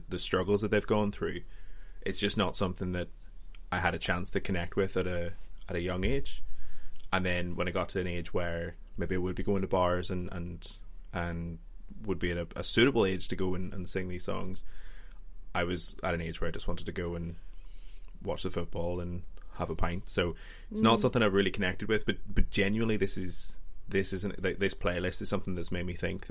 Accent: Northern Ireland, United Kingdom; I'm actually from Northern Ireland

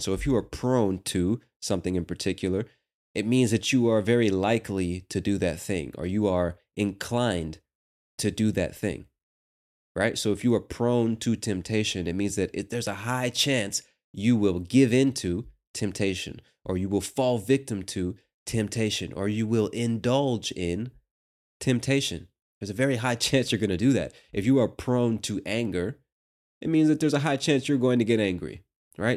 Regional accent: United States; As an American

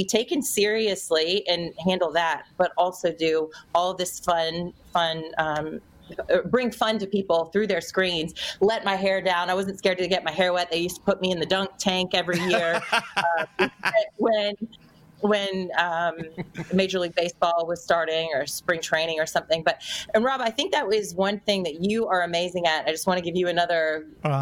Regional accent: North Carolina, United States; moved away as an adult; also born or lived in New York; I did get called up from North Carolina, which was my hometown.

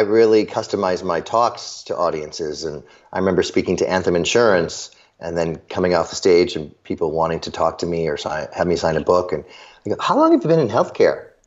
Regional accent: Chicago, Illinois, United States; I grew up in the suburbs of Chicago.

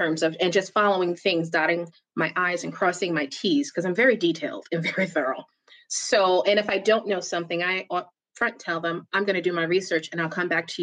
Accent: New York City, New York, United States; now in New Jersey, United States; I am from Brooklyn, New York, and I live in New Jersey. Proud New Yorker.

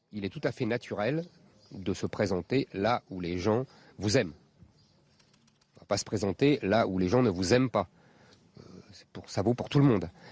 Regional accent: France; je suis français et donc je me présente dans une circonscription française

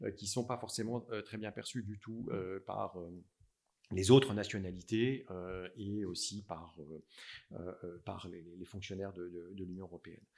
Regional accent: Strasbourg, Grand Est, France; moved away as an adult; now in Paris, France; j'ai vécu en fait mon enfance, collège, lycée à Strasbourg. Je suis alsacien

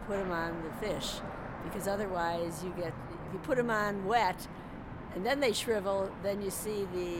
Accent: St. Louis, Missouri, United States; I'm from St. Louis, Missouri, and my son lives here, and it's warmer here than in, theoretically, than St. Louis.

